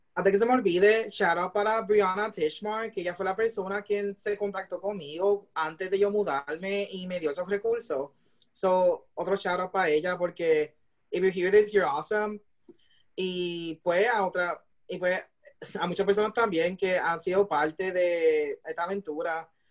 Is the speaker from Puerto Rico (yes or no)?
yes; Puerto Rico; moved away as an adult; now in Illinois, United States; ser parte o sea, de la diáspora y de hacer una diferencia como puertorriqueño aquí en los Estados Unidos